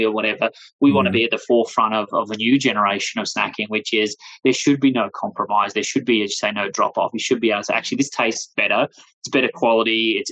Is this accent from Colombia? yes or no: no; Australia; accent: Australian; moved away as an adult; now in United States; as you can hear from my accent, I'm originally from Australia. I've been in the US here now for nearly 4 years